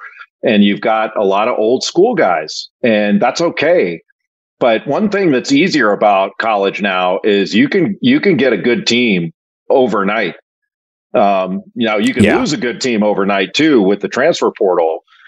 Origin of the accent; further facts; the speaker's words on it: Los Angeles, California, United States; I grew up in Los Angeles. And when John Wooden retired, I was probably in sixth grade and he was 65 years old.